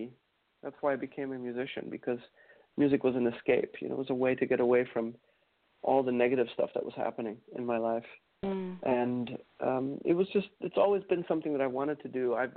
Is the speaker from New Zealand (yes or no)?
no; Mannheim, Baden-Württemberg, Germany; born there; But yeah, apparently the reason I was born in Mannheim was because it was, the hospital there was apparently better